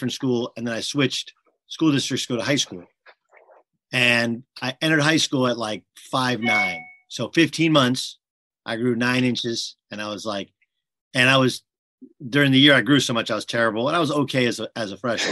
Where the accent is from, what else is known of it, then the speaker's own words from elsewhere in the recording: Milwaukee, Wisconsin, United States; I was born in Milwaukee